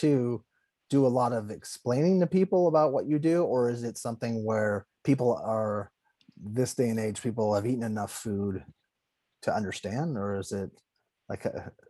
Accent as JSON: {"language": "English", "town": "Los Angeles", "region": "California", "country": "United States", "tie": "born or raised there", "said": "I grew up in Los Angeles, which is extremely diverse."}